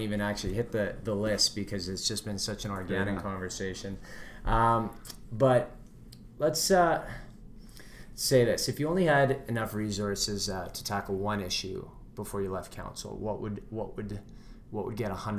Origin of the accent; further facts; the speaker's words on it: Vancouver, British Columbia, Canada; now in Edmonton, Canada; Everyone asks me when they say, where are you from? I say Vancouver. They go, no one comes east.